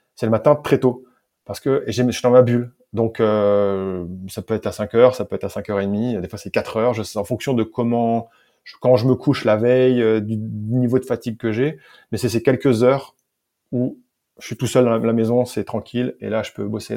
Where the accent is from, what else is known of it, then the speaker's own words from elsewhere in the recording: France; accent: French; moved away; j'ai fait avec mon vieil accent français, mais je l'ai fait en anglais